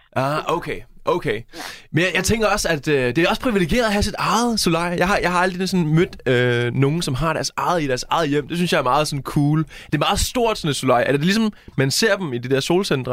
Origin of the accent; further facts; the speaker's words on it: Næstved, Zealand, Denmark; now in Jutland, Denmark; jeg er fra Næstved, men jeg bor i Jylland